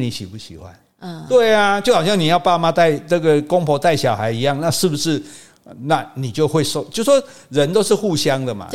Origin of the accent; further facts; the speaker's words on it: southern Taiwan, Taiwan; 我们南部人